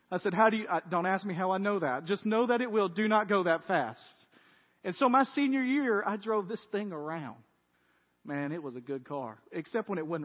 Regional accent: Tennessee, United States; This is because I'm from West Tennessee.

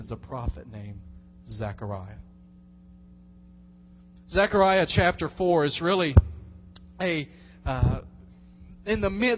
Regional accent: Dyersburg, Tennessee, United States; I was born in Dyersburg, Tennessee

